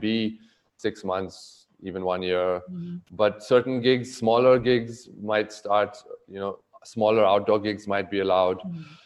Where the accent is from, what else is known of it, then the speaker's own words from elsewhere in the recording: Goa, India; also born or lived in New York / Bombay; now in Mumbai, India; growing up in Goa